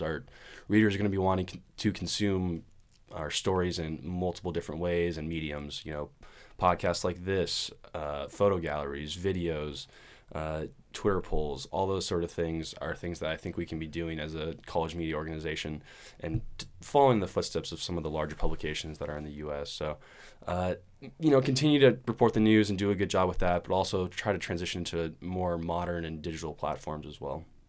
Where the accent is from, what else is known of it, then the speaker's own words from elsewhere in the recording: Portland, Oregon, United States; I'm from Portland, Oregon. Uh, born and raised